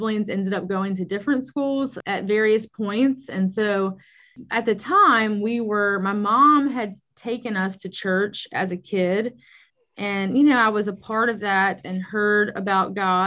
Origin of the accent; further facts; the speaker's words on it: Baton Rouge, Louisiana, United States; I was born and raised in Baton Rouge